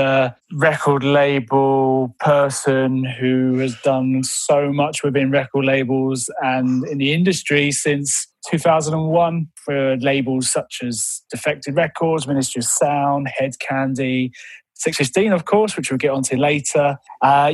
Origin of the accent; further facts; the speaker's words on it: Brighton, South East England, United Kingdom; moved away as an adult; also born or lived in London; now in Mid Wales, United Kingdom; I'm originally from Brighton, and I moved up to London to work in the industry